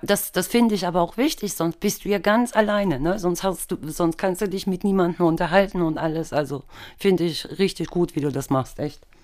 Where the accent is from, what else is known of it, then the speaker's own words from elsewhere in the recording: East Germany, Germany; ich bin halt im Osten groß geworden, im Osten Deutschlands